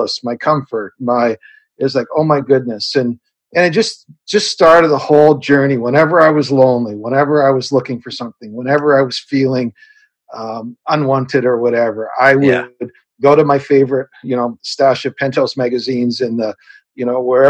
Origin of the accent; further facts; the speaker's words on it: Canada; I'm a Canadian kid born on a farm up here in Canada